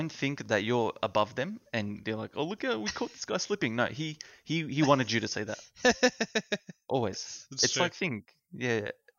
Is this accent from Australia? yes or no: yes; Australia